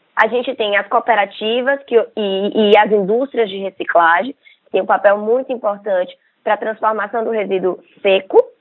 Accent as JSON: {"language": "Portuguese", "town": "Salvador", "region": "Bahia", "country": "Brazil", "also_born_or_lived": "São Paulo", "moved": "as an adult", "said": "Nós somos um, daqui da Bahia, né, é, de Salvador, e a gente se mudou para São Paulo"}